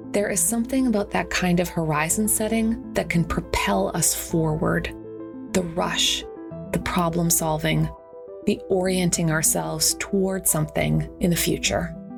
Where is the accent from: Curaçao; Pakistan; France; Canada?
Canada; I'm Canadian